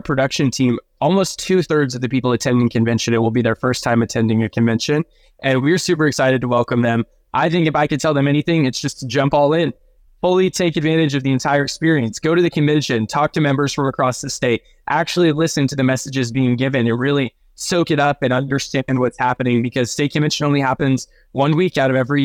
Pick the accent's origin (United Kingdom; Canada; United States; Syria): United States; Florence, Texas; I'm originally from Florence, which if you don't know where that is, a small town like 30 minutes north of Austin